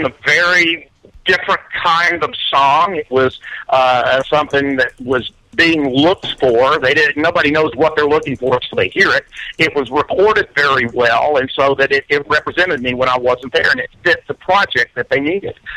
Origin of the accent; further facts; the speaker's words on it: Birmingham, Alabama, United States; growing up in Birmingham in the Southern Rock era